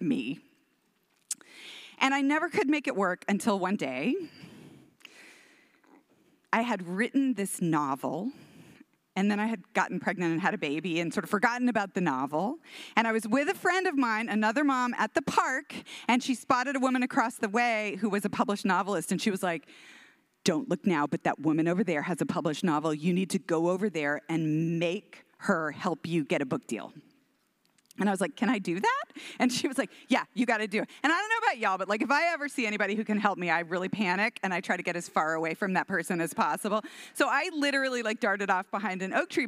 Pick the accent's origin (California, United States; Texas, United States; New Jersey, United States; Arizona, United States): Texas, United States; Houston; My mom, we're from Texas. I'm from Houston and we have like 500 cousins in Houston.